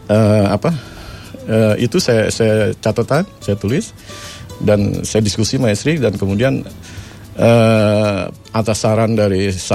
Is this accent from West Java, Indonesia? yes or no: no; Jakarta, Indonesia; born there; saya lahir di Jakarta saya istilahnya Islam abangan ya